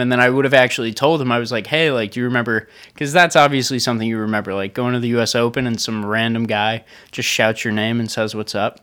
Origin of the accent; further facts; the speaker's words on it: Long Island, New York, United States; moved away; I grew up on Long Island.